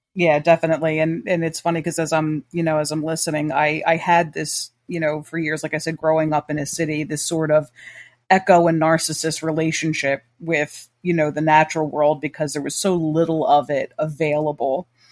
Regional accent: Trenton, New Jersey, United States; I grew up in Trenton, New Jersey

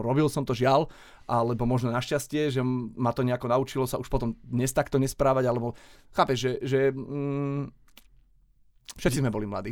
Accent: Šaľa, Nitra Region, Slovakia; v Šali, odkiaľ pochádzam

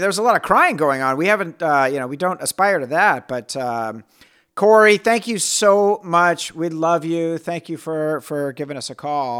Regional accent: Marin, California, United States; I'm Country Mouse from Marin

